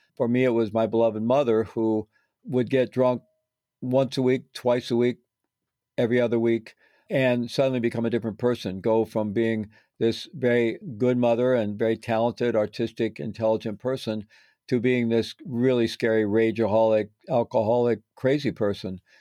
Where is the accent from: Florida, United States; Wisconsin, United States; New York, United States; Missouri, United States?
Missouri, United States; I was growing up in Missouri